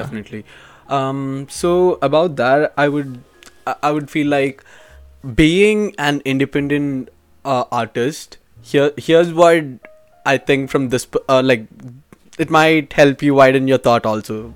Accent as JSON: {"language": "English", "country": "India", "moved": "yes", "said": "I'm from India and I'm a business finance major"}